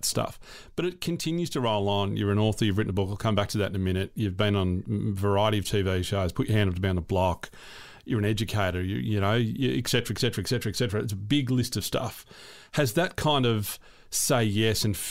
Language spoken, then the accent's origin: English; Frankston, Victoria, Australia; my childhood, living and growing up in Frankston